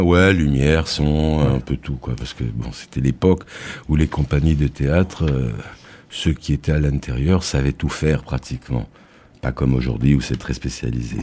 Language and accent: French; Évreux, Normandy, France; now in Nîmes, France; je suis, je suis né en Normandie